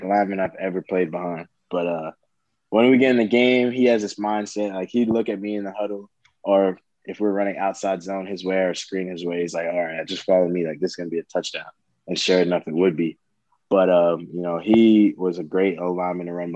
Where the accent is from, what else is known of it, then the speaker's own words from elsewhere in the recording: South Florida, United States; moved away; I'm coming from South Florida